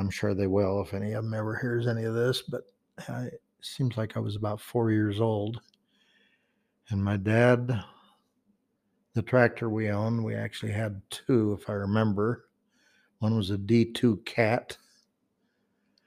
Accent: Logan, Utah, United States; coming home to our home in Logan. That's the current, I mean, not current, the house we grew up in on Third West

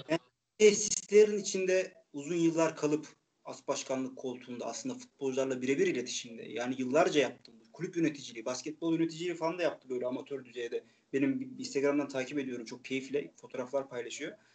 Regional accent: Çaykara, Trabzon, Turkey; ben Kayran köyü diye geçer benim köyüm. Ee, Lim, Limli eski ismi.

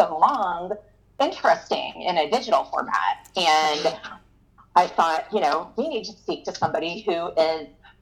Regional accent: Florida, United States; I'm from Florida. I've been here my whole entire life

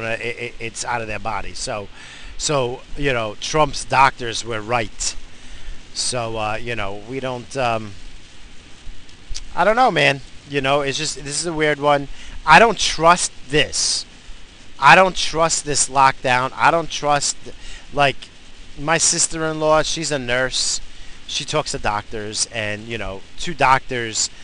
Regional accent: United States; being an American

